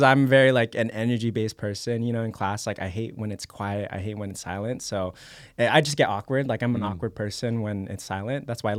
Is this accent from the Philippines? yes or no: yes; Philippines; I'm Filipino, yeah.